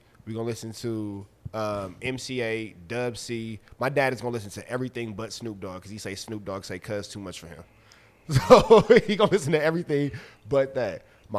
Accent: Los Angeles, California, United States; I'm from L.A.

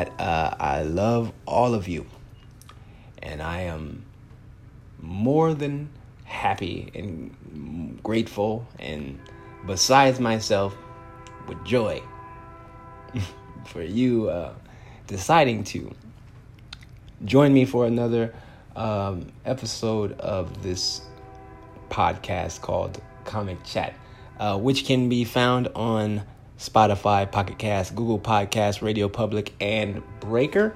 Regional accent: Compton, California, United States; now in Phoenix, United States; I'm a 10-year comedian in the Phoenix, Arizona area. I'm originally from Compton, California

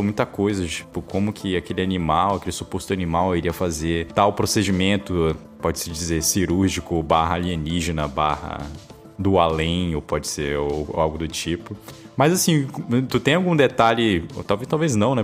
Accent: Manaus, Amazonas, Brazil; Eu sou do Amazonas, sou de Manaus

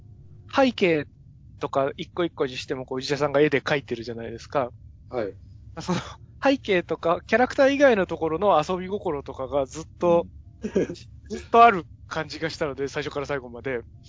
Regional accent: Ushiku, Ibaraki, Japan; 僕、茨城の牛久で育ったんですけど

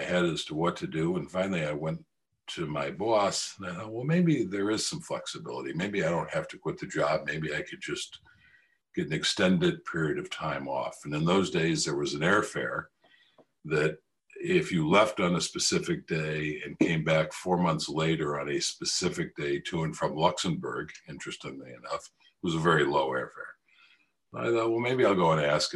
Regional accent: United States; I'm an American.

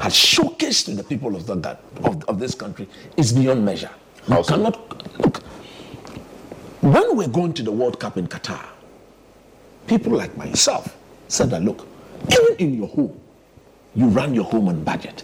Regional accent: Ghana; as a Ghanaian

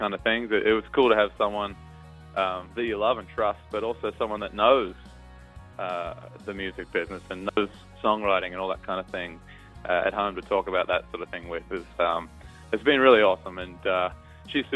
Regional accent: Newcastle, New South Wales, Australia; moved away as an adult; now in Nashville, United States; I grew up in Newcastle

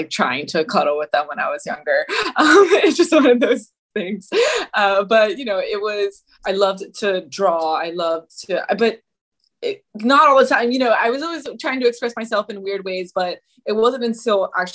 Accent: Miami, Florida, United States; also born or lived in North Carolina; I grew up in Miami, Florida, for the most part. We had a brief stint in North Carolina for a little bit

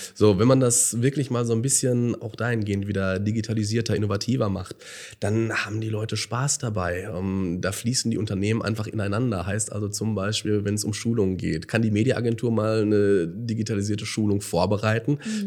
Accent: Gelsenkirchen, North Rhine-Westphalia, Germany; wenn man wirklich aufgewachsen ist in Gelsenkirchen und das vielleicht auch zu einer anderen Zeit noch mhm. kennengelernt hat, als kleiner Junge

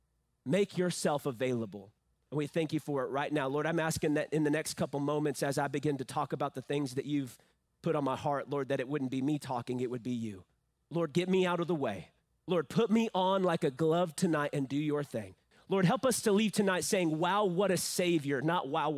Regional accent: San Angelo, Texas, United States; I am from San Angelo. I was born at Shannon Medical Hospital downtown, that red building

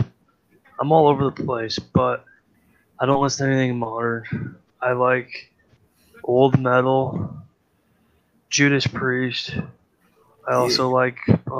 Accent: Iowa, United States; I am from Iowa, dude. I fucking grew up listening to bullshit country

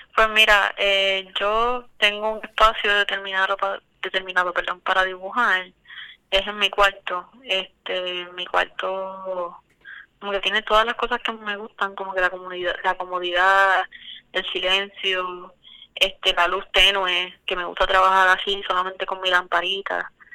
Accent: Puerto Rico; yo soy de Calle

